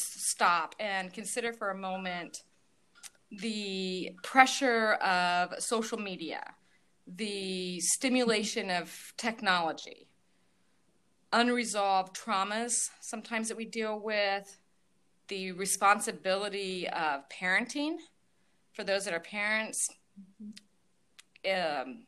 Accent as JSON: {"language": "English", "region": "Northeast Indiana", "country": "United States", "said": "I am from Northeast Indiana"}